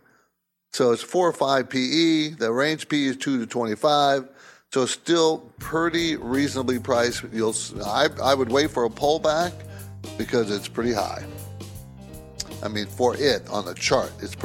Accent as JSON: {"language": "English", "town": "San Diego", "region": "California", "country": "United States", "tie": "born or raised there", "also_born_or_lived": "New Jersey", "moved": "as an adult", "said": "I grew up in the West Coast, in San Diego, actually. And I moved from to Jersey after I graduated from college."}